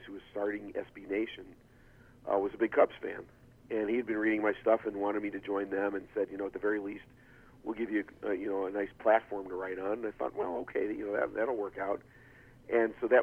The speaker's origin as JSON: {"language": "English", "town": "Highland Park", "region": "Illinois", "country": "United States", "tie": "born or raised there", "lives_now": "Chicago, United States", "said": "I'm actually from the north suburbs, originally from Highland Park. I've lived in the city, though, now for more than 35 years"}